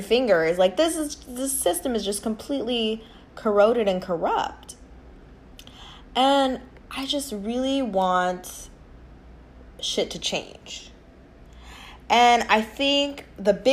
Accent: United States; Us, as the American people

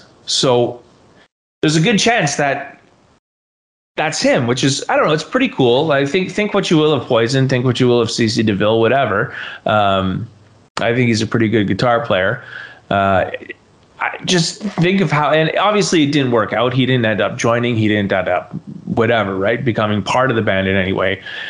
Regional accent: Ireland; Okay, so being an Irish kid as well, I should be saying I like them, but I don't.

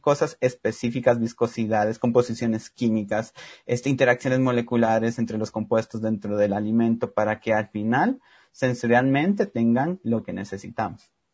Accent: Cobán, Alta Verapaz, Guatemala; yo soy de Cobán y allá tomamos mucho lo que se llama caquiqui

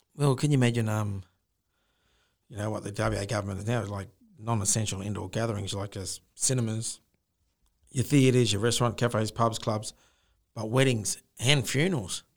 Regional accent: Darwin, Northern Territory, Australia; moved away; I grew up in Darwin

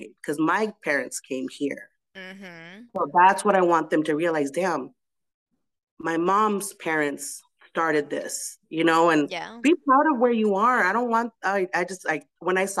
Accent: United States; I was born here

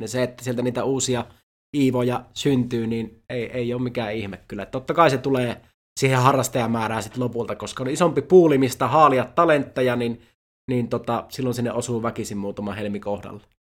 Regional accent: Iisalmi, North Savo, Finland; mä oon Iisalmesta kotoisin

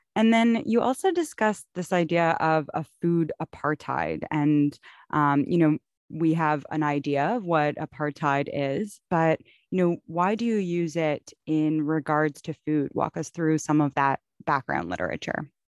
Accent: Toronto, Ontario, Canada; growing up in Toronto, in Canada

